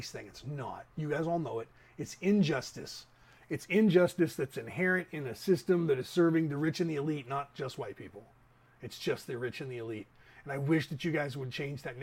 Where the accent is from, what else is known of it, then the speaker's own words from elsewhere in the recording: Concord, California, United States; the town that we grew up in Concord